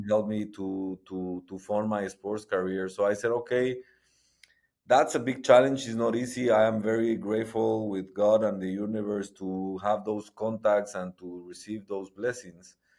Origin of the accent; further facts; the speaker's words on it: Guatemala; moved away as an adult; now in Austin, United States; I'm, uh, originally born and raised in Guatemala